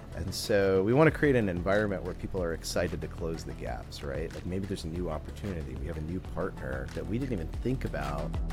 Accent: Warwick County, rural Indiana, United States; I actually grew up in Indiana. Uh, so I grew up in it, depending on how you think about it, rural Indiana, Warwick County

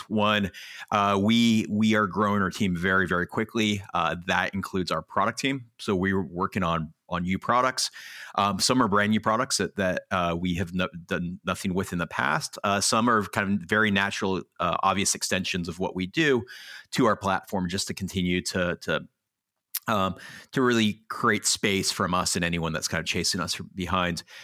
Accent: Los Angeles, California, United States; also born or lived in New York; I grew up in Los Angeles

